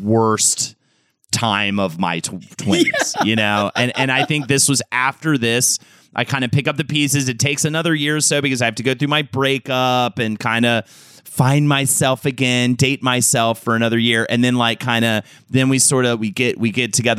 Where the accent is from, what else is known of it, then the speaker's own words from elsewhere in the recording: New York City, New York, United States; As a New Yorker